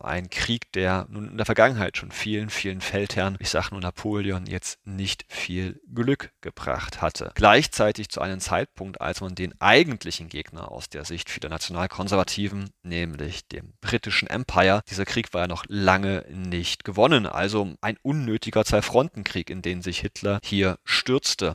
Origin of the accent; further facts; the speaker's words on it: Thuringia, Germany; moved away; Meine alte Heimat Thüringen